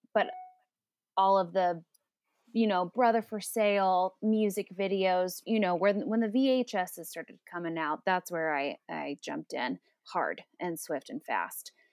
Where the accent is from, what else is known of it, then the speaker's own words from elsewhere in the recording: Phoenix, Arizona, United States; now in Los Angeles, United States; I live in L A, but I grew up in Phoenix